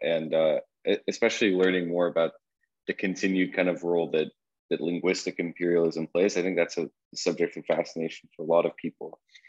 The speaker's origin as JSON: {"language": "English", "country": "Qatar", "tie": "born there", "said": "I was born in Qatar, and so I'm kind of thinking about my parents were working there at the time, both also English speakers"}